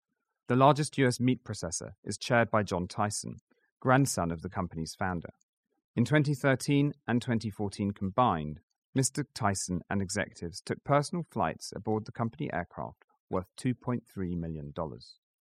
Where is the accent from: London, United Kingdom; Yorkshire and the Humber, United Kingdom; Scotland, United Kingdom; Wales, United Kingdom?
Scotland, United Kingdom; I used to joke with investors that even as a Scotsman, I only wasted my personal money on a jet share, and certainly not the company's.